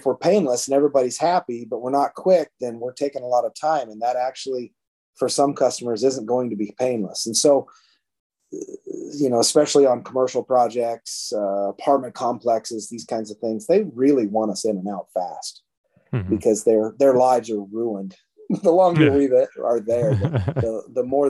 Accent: Oregon, United States; I was born and raised in Oregon

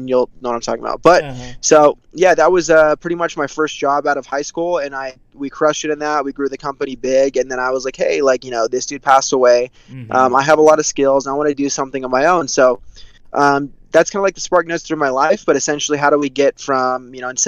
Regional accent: California, United States; I'm from California, born and raised

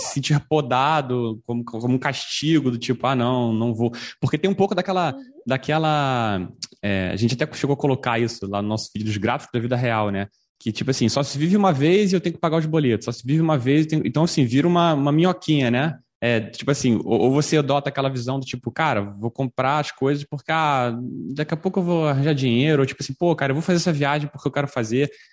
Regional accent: Brazil; falando como brasileiro

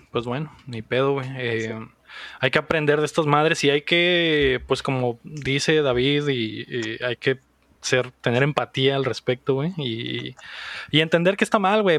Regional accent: Mexico; como mexicanos, güey, creo que, creo que no tenemos esas sensibilidades todavía, güey. O sea, güey, crecimos en una, en un país

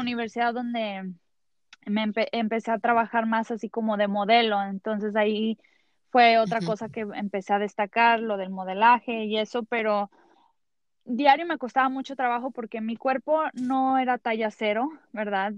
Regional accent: Mexico; soy mexicana

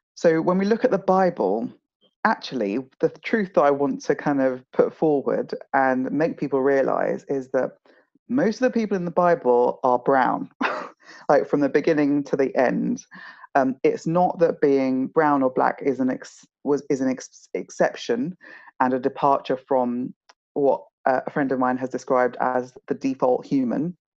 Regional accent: South East England, United Kingdom; also born or lived in Nigeria / Kent / Hertfordshire / London; as a family of five Nigerians um, living in the home counties, so Kent, um, Hertfordshire, uh, and in and around London suburbs

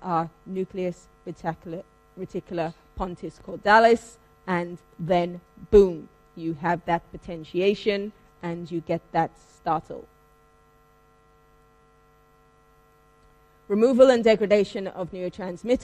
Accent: London, United Kingdom; I am from London. This was a little movie in my hometown

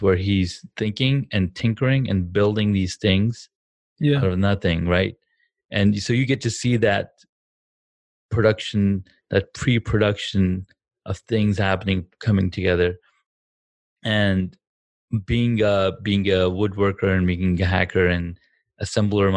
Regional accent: Saudi Arabia; moved away as an adult; now in United States; I grew up in Saudi Arabia.

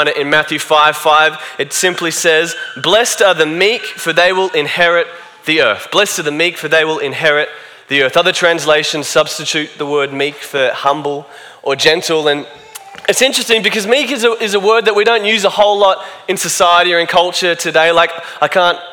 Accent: Australia; I'm Australian

